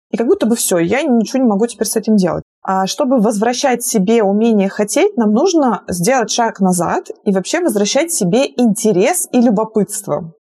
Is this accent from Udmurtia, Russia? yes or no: yes; Izhevsk, Udmurtia, Russia; moved away as an adult; also born or lived in Belgrade; Я сама из Ижевска. Это город э, в Удмуртской республике.